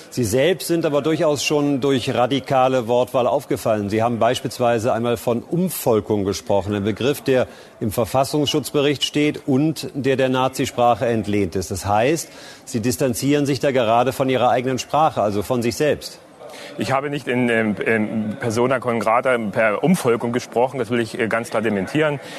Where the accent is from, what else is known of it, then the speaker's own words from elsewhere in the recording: Weißwasser, Saxony, Germany; Liebe Parteifreunde, ich stamme aus Weißwasser in der Oberlauditz, dem letzten Zipfel Schlesiens, der heute noch in Deutschland liegt.